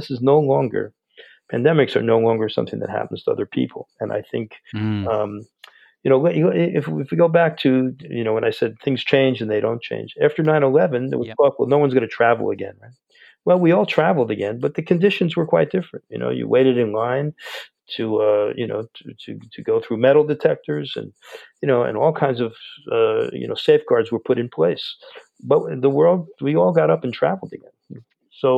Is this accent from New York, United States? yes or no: yes; north of New York City, United States; I grew up north of New York City a little bit